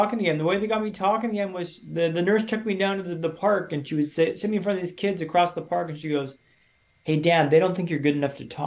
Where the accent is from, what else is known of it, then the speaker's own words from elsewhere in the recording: Canada; moved away as an adult; also born or lived in Sweden / London; I'm from Canada.